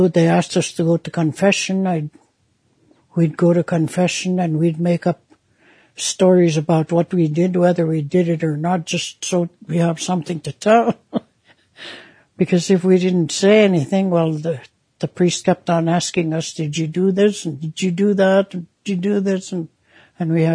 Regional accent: St. Paul, Alberta, Canada; also born or lived in Saddle Lake Reserve; I'm originally from the Saddle Lake Reserve, northeast of Edmonton. My mother was Native, and my dad was white. I grew up in the residential school in the nearby town of St. Paul.

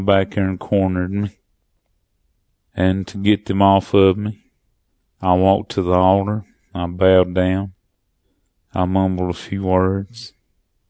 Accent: Sylva, North Carolina, United States; also born or lived in Cullowhee, North Carolina / Cherokee, North Carolina; I was born in Silva, North Carolina. Lived with my mom until she married a man from Cullowhee. Now, I was raised in a white man's world. We had a farm

